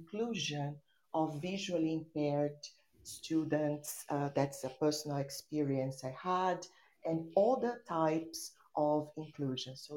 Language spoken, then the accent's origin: English; São Paulo, Brazil; English is a second language; I'm an English teacher from São Paulo, Brazil.